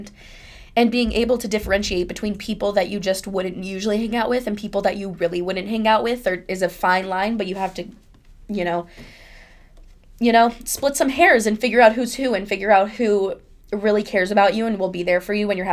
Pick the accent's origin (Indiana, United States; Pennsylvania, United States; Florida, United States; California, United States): Florida, United States; Miami; also born or lived in Boca Raton, Florida; I'm from Miami